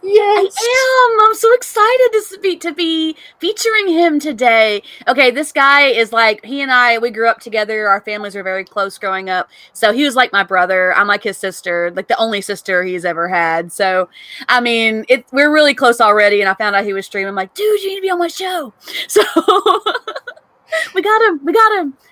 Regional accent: Clarksville, Tennessee, United States; moved away; my hometown

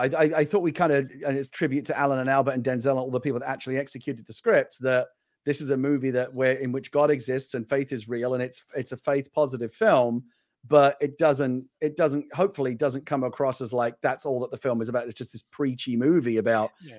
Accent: United Kingdom; moved away; I'm a British person who lived in the UK

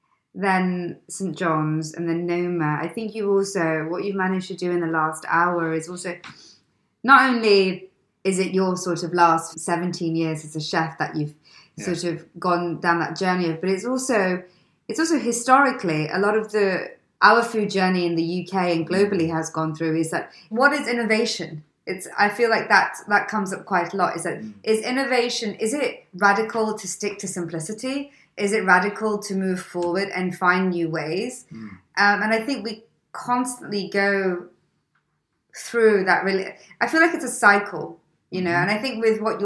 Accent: India; I'm Indian, I get it.

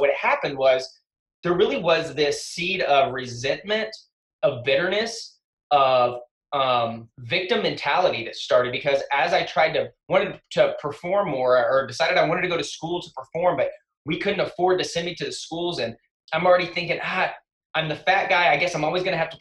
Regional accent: West Texas, United States; I grew up in West Texas

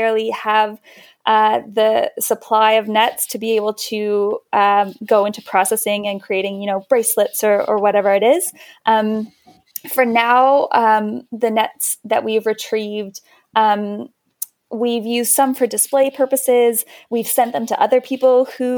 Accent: Canada; As a Canadian

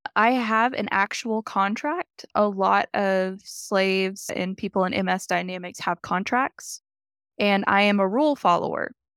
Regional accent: Oklahoma, United States; now in Colorado Springs, United States; I'm actually from Oklahoma, Chickasaw Nation

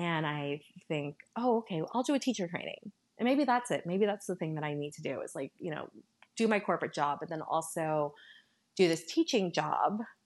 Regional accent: Northern Virginia, United States; also born or lived in San Salvador, El Salvador; I grew up in Northern Virginia

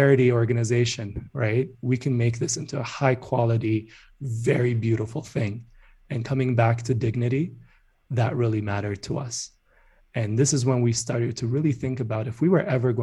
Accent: Addis Ababa, Ethiopia; moved away as an adult; When I was growing up in Addis, which is the capital of Ethiopia

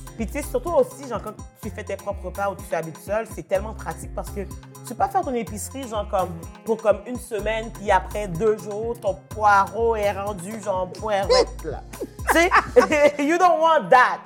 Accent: Haiti; now in Quebec, Canada; j'ai été euh, élevée, j'ai grandi en Haïti, je suis née en Haïti

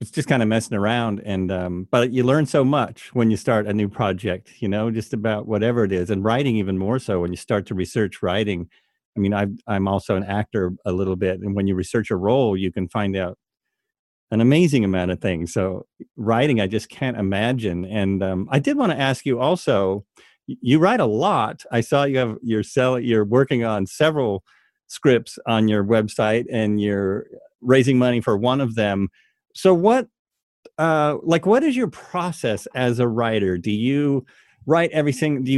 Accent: Oregon, United States; moved away; also born or lived in Los Angeles, United States; I grew up in Oregon, and I lived 11 years in L.A.

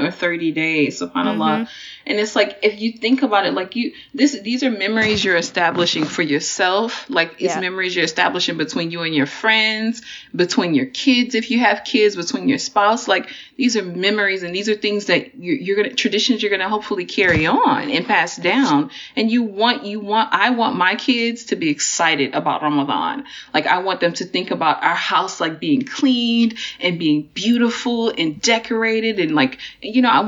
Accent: Texas, United States; moved away as an adult; also born or lived in Washington, D.C.; I'm from Texas, but I went to college in DC

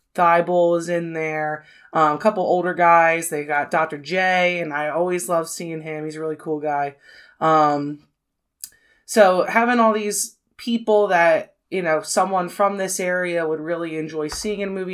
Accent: near Philadelphia, Pennsylvania, United States; I grew up near Philadelphia

